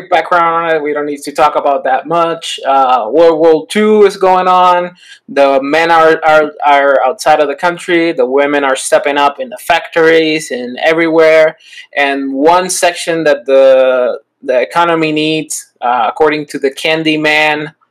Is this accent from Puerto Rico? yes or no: yes; Puerto Rico; I'm from Puerto Rico